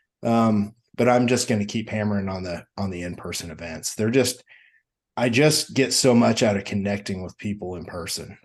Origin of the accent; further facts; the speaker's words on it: Midwest, United States; I'm from the Midwest